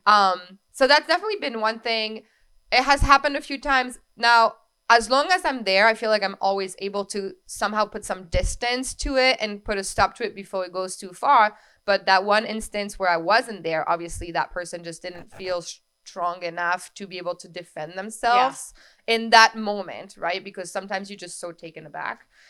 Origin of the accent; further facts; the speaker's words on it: France; now in Capital Region, New York, United States; I was born and raised in France. My entire family is there.